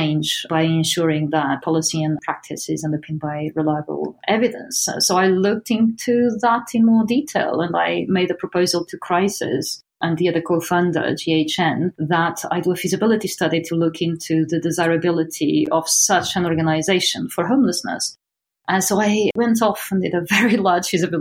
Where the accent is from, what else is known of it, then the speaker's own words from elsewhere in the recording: northeast Portugal, Portugal; now in United Kingdom; I come from a very, very poor part of Portugal, the northeast